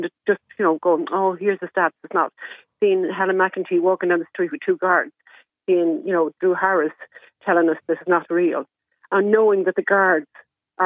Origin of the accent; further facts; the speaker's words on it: Dublin, Leinster, Ireland; moved away; I'm from Dublin 7 originally